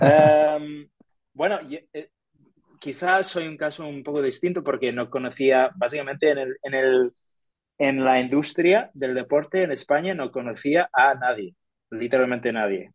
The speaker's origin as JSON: {"language": "Spanish", "town": "Detroit", "region": "Michigan", "country": "United States", "second_language": "Spanish", "moved": "as an adult", "lives_now": "Seville, Spain", "said": "soy de Estados Unidos, soy de Detroit, en Estados Unidos"}